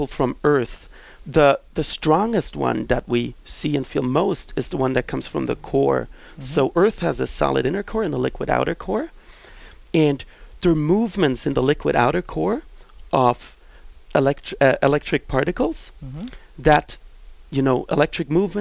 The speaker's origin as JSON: {"language": "English", "country": "Switzerland", "tie": "born or raised there", "also_born_or_lived": "Basel", "moved": "as an adult", "lives_now": "Fresno, United States", "said": "I was born in Switzerland, as you said correctly, in Europe"}